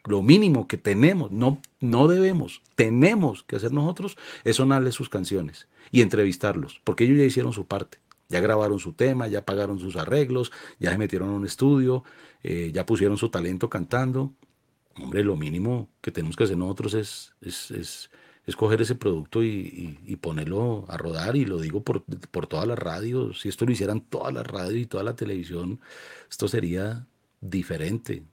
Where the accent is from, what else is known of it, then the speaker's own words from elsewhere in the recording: Colombia; como colombianos